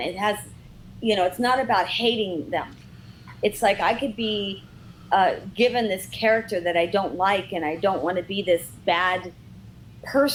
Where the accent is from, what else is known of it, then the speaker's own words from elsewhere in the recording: Redondo Beach, California, United States; I grew up in Redondo Beach